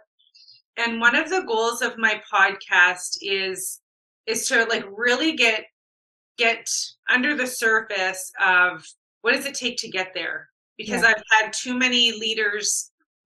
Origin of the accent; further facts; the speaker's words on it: Winnipeg, Manitoba, Canada; I'm born and raised in Winnipeg.